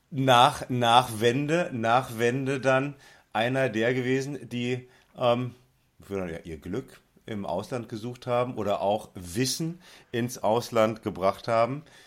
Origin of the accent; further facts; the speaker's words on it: West Germany, Germany; als Wessi